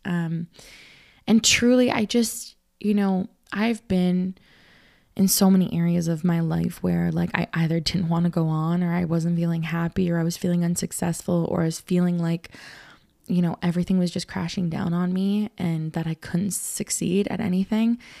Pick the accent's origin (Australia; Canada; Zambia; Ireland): Canada; I'm Canadian. I come, you know, North America